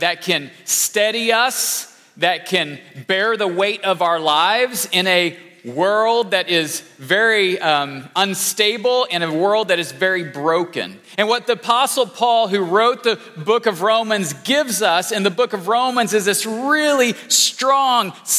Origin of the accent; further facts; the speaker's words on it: Illinois, United States; I grew up in Illinois, the great state of Illinois.